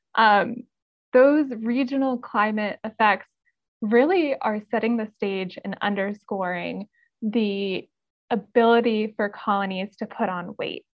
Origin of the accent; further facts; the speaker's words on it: North Carolina, United States; I'm from North Carolina, uh, and I grew up just being outside all of the time